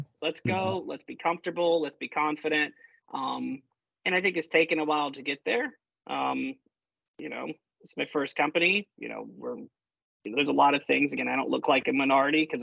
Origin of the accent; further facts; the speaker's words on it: Columbia, South Carolina, United States; from the heartbeat of technology innovation, you know, Columbia, South Carolina